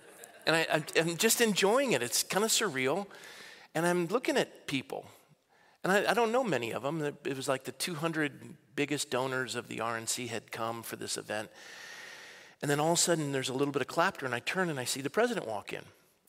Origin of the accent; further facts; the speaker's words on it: Coronado, California, United States; I was born and raised in Coronado.